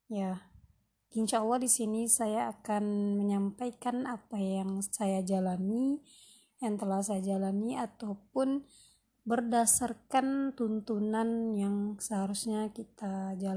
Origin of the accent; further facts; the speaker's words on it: Pariaman, West Sumatra, Indonesia; also born or lived in Curup, Indonesia; now in Central Java, Indonesia; Nah, saya aslinya Minang, Sumatera Barat ya, Pariaman Orang tua saya asli darah Minang dan kami bersaudara. Saya bersaudara sembilan.